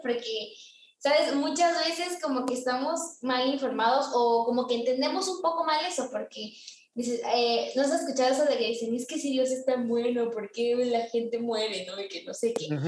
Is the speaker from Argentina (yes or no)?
no; Mexico; moved away; yo soy pues de México, pero vivo en una parte donde yo no nací